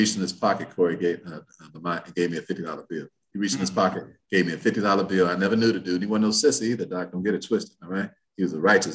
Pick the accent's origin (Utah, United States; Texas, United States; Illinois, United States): Illinois, United States; Chicago; moved away; also born or lived in Indianapolis, Indiana; I'm from Chicago